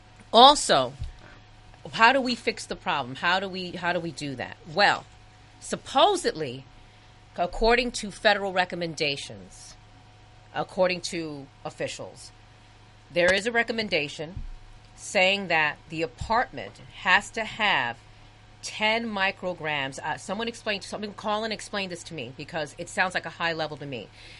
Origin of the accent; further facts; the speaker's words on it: New York City, New York, United States; I am from the projects. I grew up in the projects, and I grew up in the Upper West Side